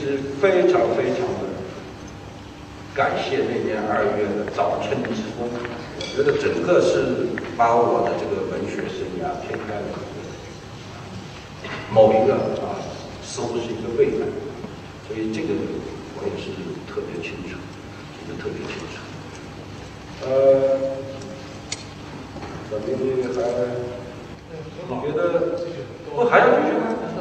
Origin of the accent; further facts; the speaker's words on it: Suzhou, Jiangsu, China; 我是苏州人啊